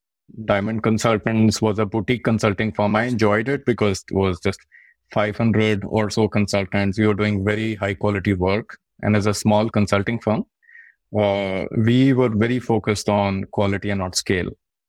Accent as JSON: {"language": "English", "country": "India", "moved": "as an adult", "said": "So he offered a couple of us in the department because he knew like we are just moved from India. We don't have a lot of resources."}